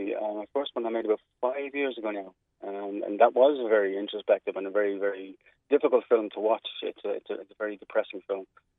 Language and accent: English; Dublin, Leinster, Ireland; accent: Dublin twang; because I'm from Dublin, I wrote it with sort of a Dublin twang to everything